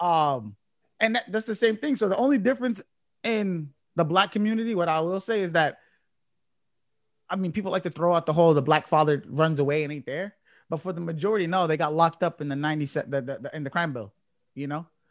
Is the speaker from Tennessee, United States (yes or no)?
no; Chelsea, Massachusetts, United States; I grew up in Chelsea